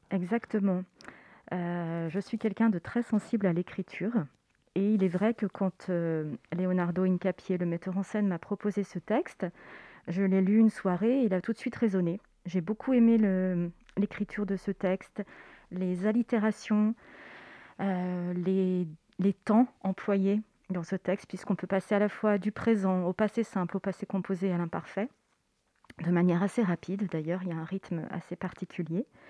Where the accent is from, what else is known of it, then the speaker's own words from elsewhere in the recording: Savoie, Auvergne-Rhône-Alpes, France; moved away as an adult; also born or lived in Chambéry; now in Paris, France; je viens de Savoie. Je suis savoyarde